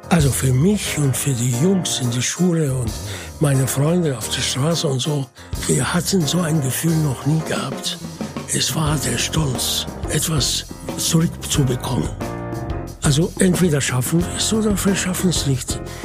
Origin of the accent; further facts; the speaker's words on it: Mansoura, Dakahlia, Egypt; German is a second language; moved away; Und das ist die Stadt, wo ich geboren bin